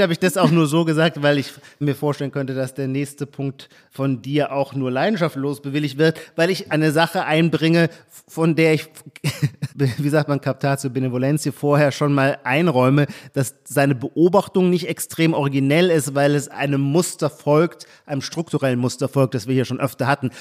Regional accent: Baden-Württemberg, Germany; moved away; also born or lived in Brandenburg; aus meiner Kindheit und Jugend in Baden-Württemberg

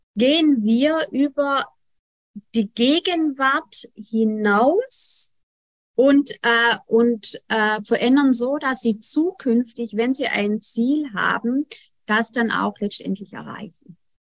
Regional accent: Germany; bei uns in Deutschland

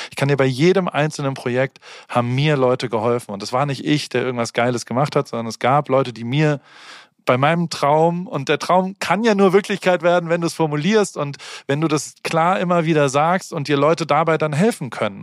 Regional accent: Heidelberg, Baden-Württemberg, Germany; also born or lived in Hamburg; now in Los Angeles, United States; ich bin immer noch Heidelberger

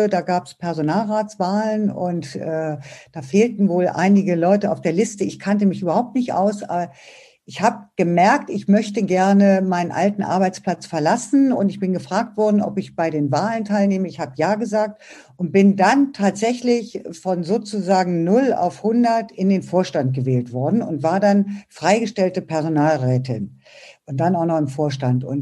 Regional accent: Braunschweig, Lower Saxony, Germany; now in Berlin, Germany; Ich habe auch so meine Heimatstadt verlassen und bin von Braunschweig nach Berlin gezogen

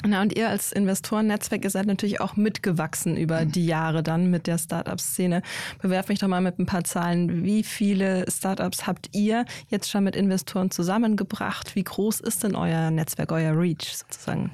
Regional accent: Bavaria, Germany; now in Berlin, Germany; aus meiner Heimat, nämlich aus Bayern

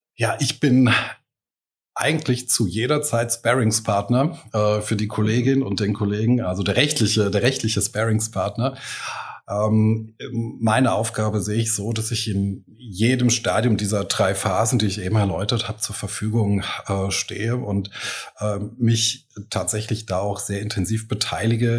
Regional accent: Eifel, Rhineland-Palatinate, Germany; also born or lived in Trier / Koblenz; now in Mainz, Germany; ich bin ja in der Eifel aufgewachsen

